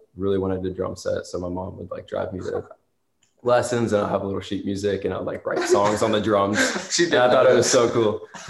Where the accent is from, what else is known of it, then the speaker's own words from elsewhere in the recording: Charlotte, North Carolina, United States; now in Los Angeles, United States; Born and raised in Charlotte, North Carolina.